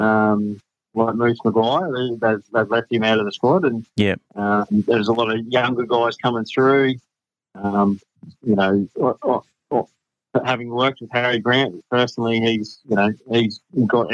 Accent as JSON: {"language": "English", "region": "Queensland", "country": "Australia", "said": "as a Queenslander"}